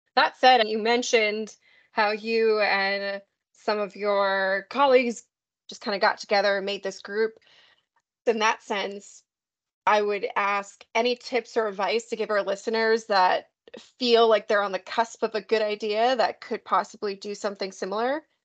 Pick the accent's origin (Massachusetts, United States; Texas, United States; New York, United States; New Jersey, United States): New York, United States; I'm American myself, and I'm from New York